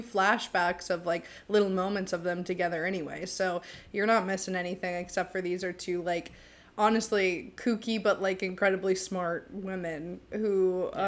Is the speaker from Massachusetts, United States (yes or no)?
yes; Medway, Massachusetts, United States; I'm from good old Medway, Massachusetts, teeny tiny town